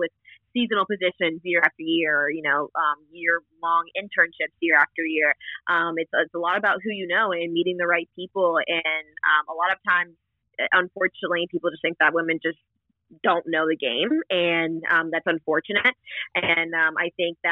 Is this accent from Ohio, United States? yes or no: yes; Ohio, United States; born or raised there